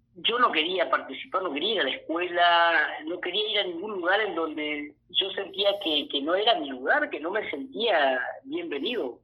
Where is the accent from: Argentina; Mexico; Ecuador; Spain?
Argentina; Villa Ana, Santa Fe; now in San Justo, Argentina; yo soy oriundo, soy nacido y bien criado en Villana, provincia de Santa Fe, un pueblo de la época de la forestal. Y en el año 78 mis padres se trasladaron a San Justo, provincia de Santa Fe. bueno, aquí me terminé de criar